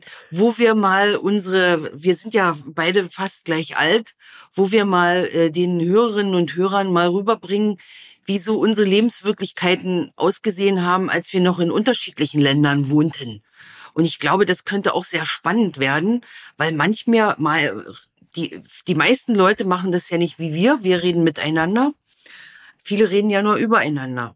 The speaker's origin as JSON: {"language": "German", "region": "East Germany", "country": "Germany", "tie": "born or raised there", "said": "ich bin in einem Land groß geworden, da musste man wählen"}